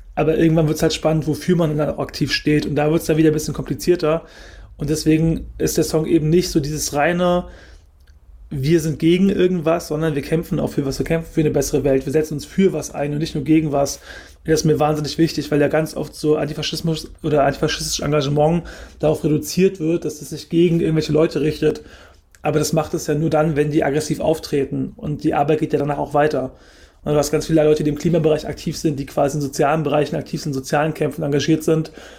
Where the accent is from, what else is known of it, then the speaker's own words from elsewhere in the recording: Germany; ich bin in Deutschland geboren